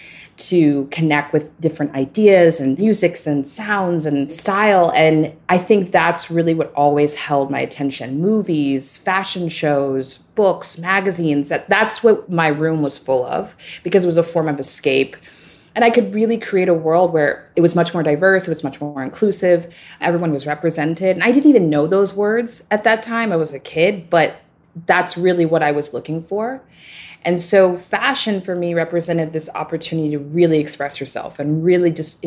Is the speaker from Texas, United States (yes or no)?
yes; Dallas, Texas, United States; I grew up in Dallas, Texas